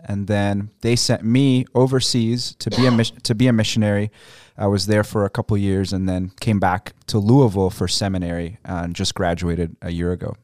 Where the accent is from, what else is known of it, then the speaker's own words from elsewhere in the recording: Egypt; moved away; I grew up a part of the years of uh, my childhood in Egypt